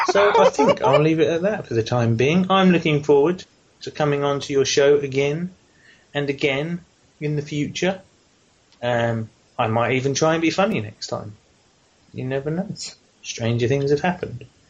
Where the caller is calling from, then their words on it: England, United Kingdom; phoning from the future all the way over here at Emergency Trousers headquarters in the Queen's finest United Kingdom of Englandshire